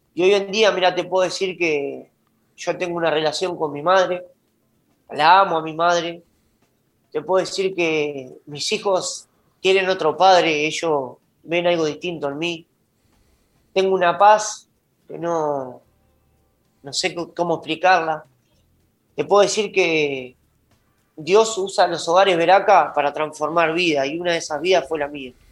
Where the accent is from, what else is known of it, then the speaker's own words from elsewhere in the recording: Juan Lacaze, Colonia, Uruguay; also born or lived in Montevideo; yo soy de Juan la Casa oriundo